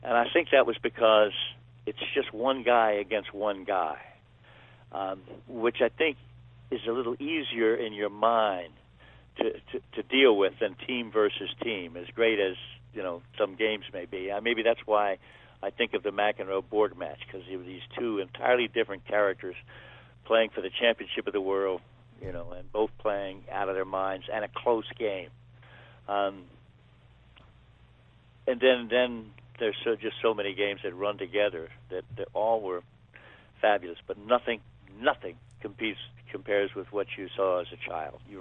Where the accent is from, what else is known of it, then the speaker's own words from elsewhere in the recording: Baltimore, Maryland, United States; I grew up in Baltimore